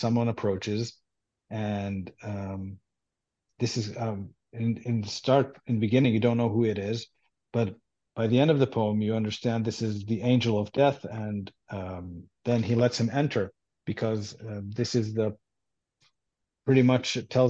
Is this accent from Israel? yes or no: yes; Israel; first language Hebrew; English is a second language; And I grew up in Israel and I grew up Jewish and I speak Hebrew. That's my native language.